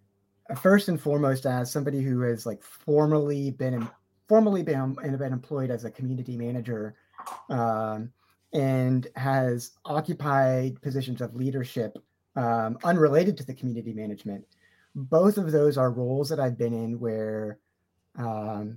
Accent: California, United States; as a Californian

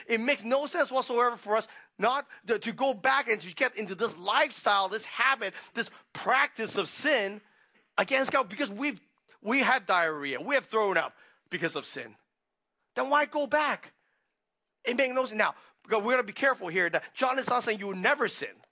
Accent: Hong Kong; moved away; we were growing up in Hong Kong

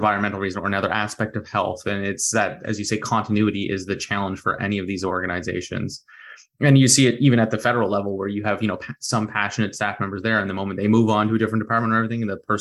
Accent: Dartmouth, Nova Scotia, Canada; I grew up in Dartmouth

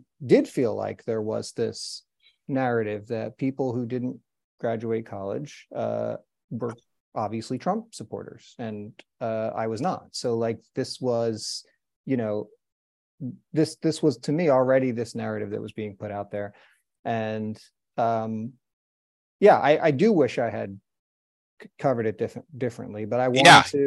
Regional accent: New Jersey, United States; my own home state of New Jersey

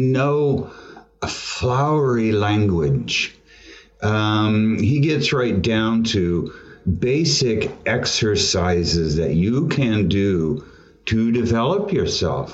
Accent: California, United States; also born or lived in Tulsa, Oklahoma; I've lived in California my whole

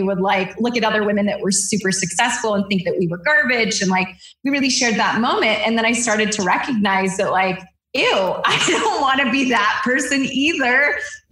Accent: Southern California, United States; I grew up in Southern California

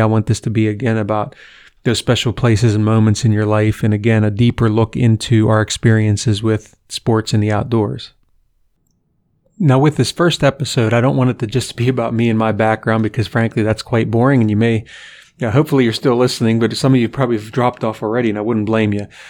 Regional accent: Western Pennsylvania, United States; now in Columbus, United States; I grew up in Western Pennsylvania

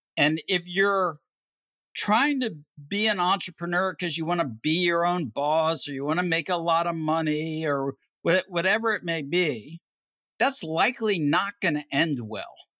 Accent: Miami, Florida, United States; also born or lived in Cleveland, Ohio / Anchorage, Alaska; we moved to Miami, Florida, which is where my dad grew up and which is where I grew up

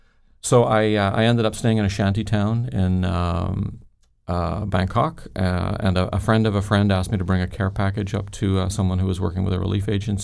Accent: Ireland; Growing up in Ireland, I had seen lots of fear and violence, shootings and bombings, etc.

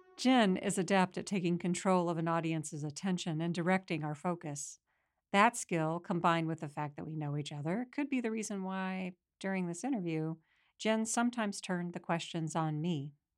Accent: Midwest, United States; I was raised in the Midwest

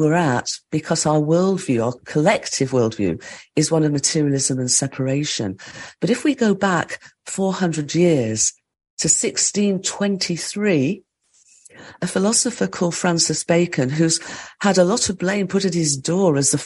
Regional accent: the Midlands of England, United Kingdom; I grew up in the Midlands of England, in an industrial part of England.

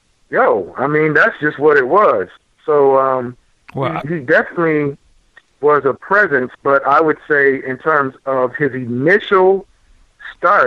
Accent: Minneapolis, Minnesota, United States; I'm from Minneapolis

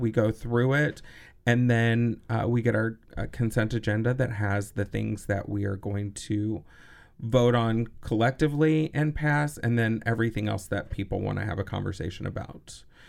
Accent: Texas, United States; also born or lived in Los Angeles, United States; now in Madison, United States; growing up in Texas in the seventies

